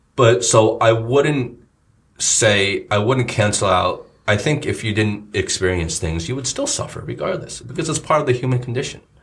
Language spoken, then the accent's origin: English; United States; moved away; in the states where we grew up